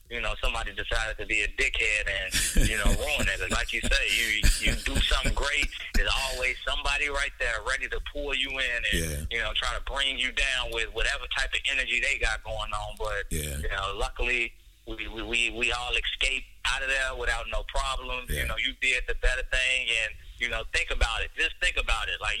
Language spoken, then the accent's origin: English; Chicago, Illinois, United States; we come from Chicago. You know, we we don't play that.